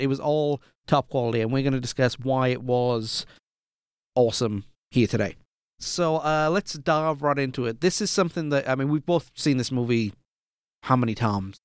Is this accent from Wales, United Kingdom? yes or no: yes; South Wales valleys, United Kingdom; Growing up, young lad in the, uh, in the foothills of the South Wales valleys in the United Kingdom